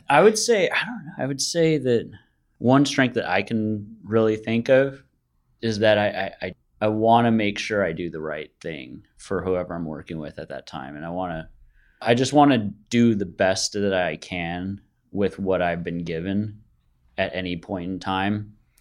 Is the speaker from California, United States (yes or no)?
yes; Bay Area, California, United States; I'm born and raised in the Bay Area.